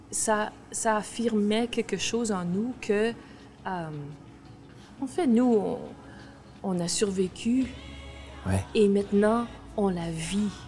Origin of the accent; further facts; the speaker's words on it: Saskatchewan, Canada; On, a grandi dans, en Saskatchewan. Moi, en ce moment, je, viens de la Saskatchewan. Je, suis, je née là, j'habite là.